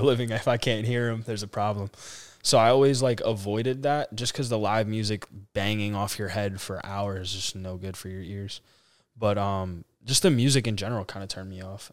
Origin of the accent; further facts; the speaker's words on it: Carteret, New Jersey, United States; moved away as an adult; now in Nashville, United States; I'm from Carteret, New Jersey. Um, born and raised, never lived anywhere else in my life.